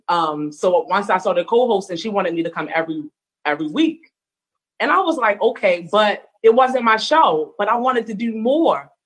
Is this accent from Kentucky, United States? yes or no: no; Baltimore, Maryland, United States; also born or lived in Arizona; I am from Baltimore, Maryland. I was actually born in Arizona, um, but totally a Baltimorean, totally raised here.